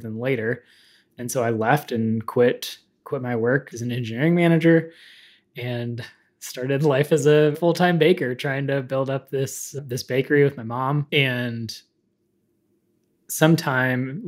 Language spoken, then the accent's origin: English; Dallas, Texas, United States; also born or lived in Houston, Texas; my background is I am originally from Dallas. I was born in Houston, but got out of there as quickly as possible